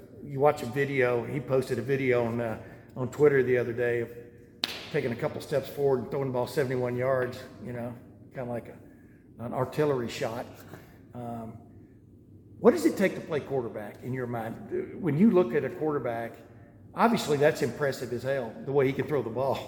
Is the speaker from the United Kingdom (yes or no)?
no; Lufkin, Texas, United States; also born or lived in Alabama; now in Ohio, United States; I grew up in a town about 30, 35,000 in East Texas called Lufkin